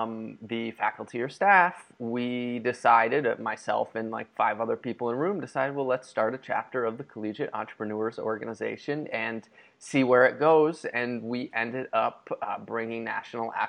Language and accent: English; New York, United States; moved away as an adult; also born or lived in Rhode Island; I come from New York to Puritan New England